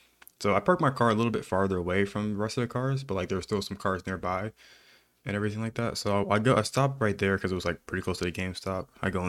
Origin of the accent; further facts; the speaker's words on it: Texas, United States; I'm from Texas, you know, and we just help each other.